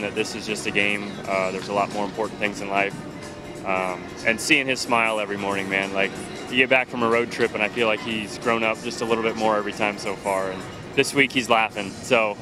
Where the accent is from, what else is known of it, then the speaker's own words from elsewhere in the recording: Seattle, Washington, United States; I was growing up in Seattle, was a big Mariner fan